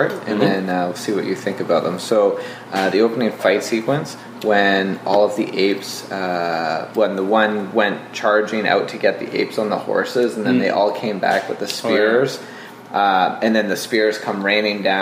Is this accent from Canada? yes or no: yes; New Brunswick, Canada; where I'm from, which is New Brunswick